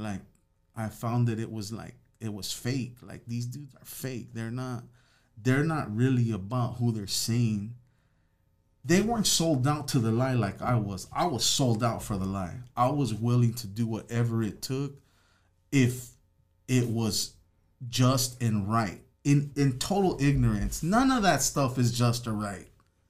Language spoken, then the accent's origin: English; Los Angeles, California, United States; I'm from Los Angeles, so I'm a sureño.